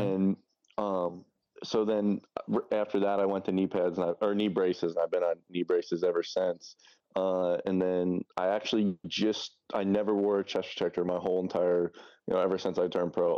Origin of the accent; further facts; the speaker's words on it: New York, United States; now in Tallahassee, United States; I'm originally from New York. Um, I'm, like, an hour north of the city